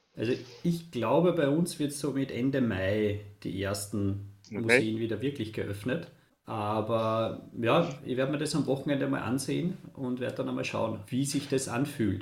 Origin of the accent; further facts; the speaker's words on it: Linz, Upper Austria, Austria; Bei uns in Linz